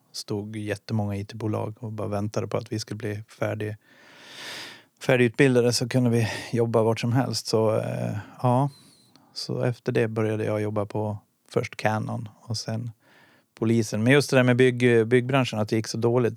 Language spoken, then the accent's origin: Swedish; Dala-Husby, Dalarna County, Sweden; also born or lived in Boden / Karungi / Stockholm; now in Gävle, Sweden; Jag kommer från Dala Husby utanför Hedemora. Så där växte jag upp.